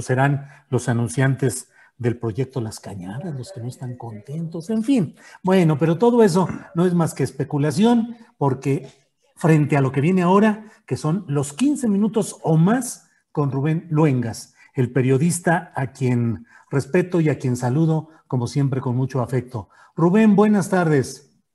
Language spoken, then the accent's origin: Spanish; San Luis Potosí, Mexico; moved away as an adult; also born or lived in Torreón, Coahuila / Mexico City; now in Zapopan, Mexico; yo nací en Torreón, Coahuila, pero desde los diez años viví en San Luis Potosí, ahí estudié la carrera profesional